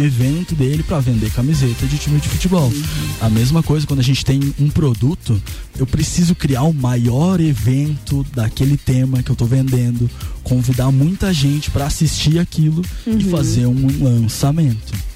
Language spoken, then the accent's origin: Portuguese; Rio Grande do Sul, Brazil; also born or lived in Lages; now in Florianópolis, Brazil; eu sou gaúcho, mas eu vim uhum. pra Lages, me apaixonei. Agora eu moro em Florianópolis